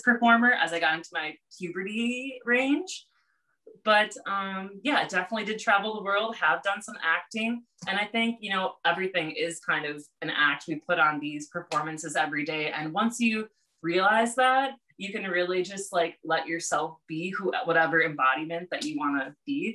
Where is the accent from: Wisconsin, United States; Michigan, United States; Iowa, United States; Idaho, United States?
Wisconsin, United States; Hartford; moved away; I'm from Wisconsin, from Hartford, Wisconsin, which is now about 15,000 people